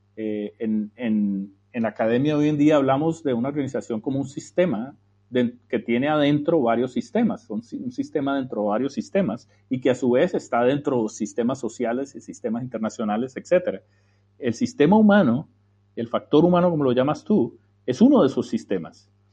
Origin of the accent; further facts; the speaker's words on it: Colombia; moved away as an adult; also born or lived in United States; yo nací y me crié en Colombia Salí a los 29 años de Colombia a estudiar en el exterior, en los Estados Unidos